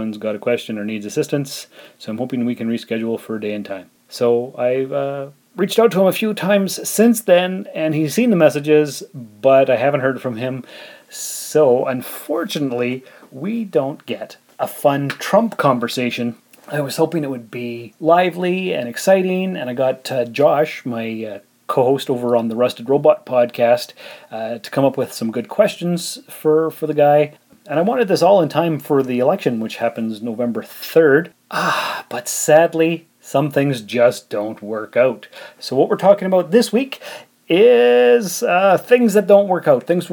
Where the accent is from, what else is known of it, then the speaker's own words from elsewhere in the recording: Canada; as a Canadian